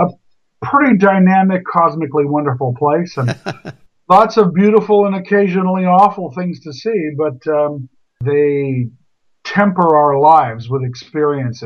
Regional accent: United States; I'm all American. Mm-hmm. Although very much of Russian and Romanian descent beyond my parents. But I'm born here and a very proud American

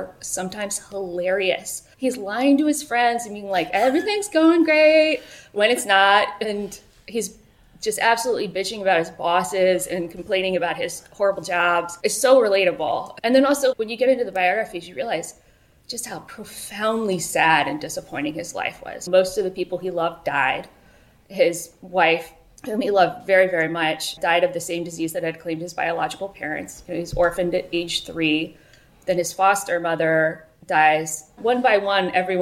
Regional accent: Richmond, Virginia, United States; I grew up mostly in Richmond, Virginia

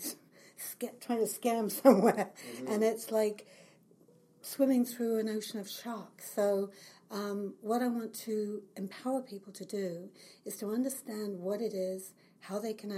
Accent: England, United Kingdom; moved away as an adult; now in Kelowna, Canada; Well, I've lived in the Lower Mainland for 35 years. I came from England when I was 30.

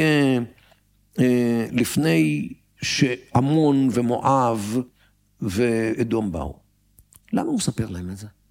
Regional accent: Tel Aviv, Tel Aviv District, Israel; אני גדלתי בתל אביב.

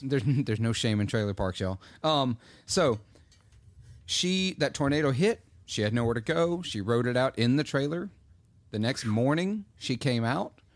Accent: Clarksdale, Mississippi, United States; my hometown tends to randomly, Clarksdale

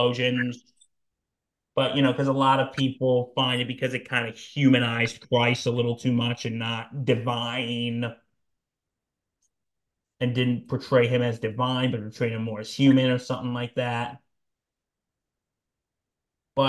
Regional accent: United States; we are American

